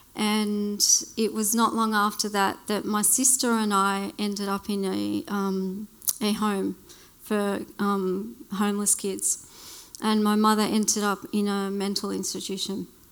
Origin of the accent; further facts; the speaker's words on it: Blue Mountains, New South Wales, Australia; also born or lived in Western Australia; I grew up in the Blue Mountains